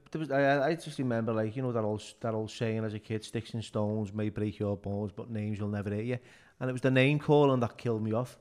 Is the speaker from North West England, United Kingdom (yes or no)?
yes; Liverpool, North West England, United Kingdom; also born or lived in Toxteth, Liverpool; we moved from Speke to the South End in Soccersteth.